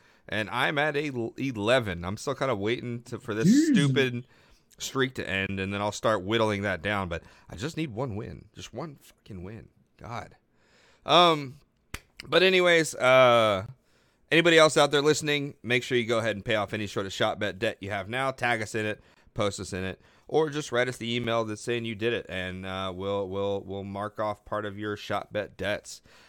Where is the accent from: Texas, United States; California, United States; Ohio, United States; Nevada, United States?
Texas, United States; Houston; born or raised there